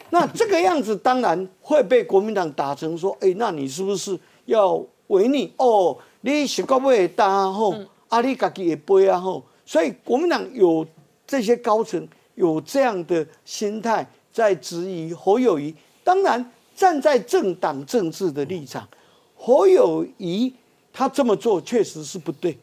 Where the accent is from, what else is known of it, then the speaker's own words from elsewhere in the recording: Taiwan; 最大的赢家是我们台湾人民